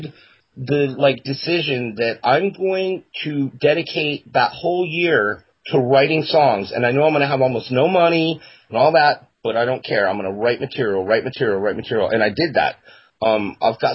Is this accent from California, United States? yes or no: no; Florida, United States; I'm from Florida, but the rest of my family's all from Virginia